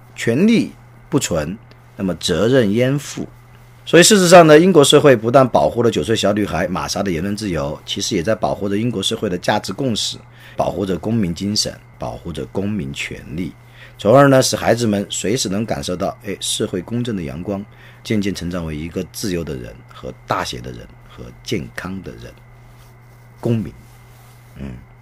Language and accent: Chinese; China; 我们中国